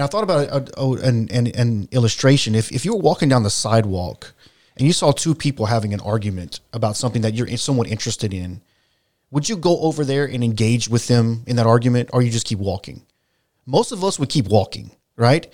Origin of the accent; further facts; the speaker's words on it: South Louisiana, United States; we're from South Louisiana